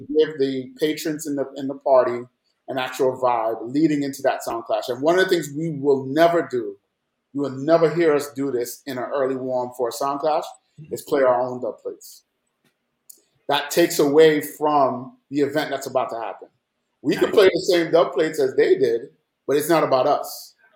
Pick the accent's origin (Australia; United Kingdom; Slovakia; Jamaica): Jamaica; also born or lived in New York; now in Atlanta, United States; growing up in Jamaica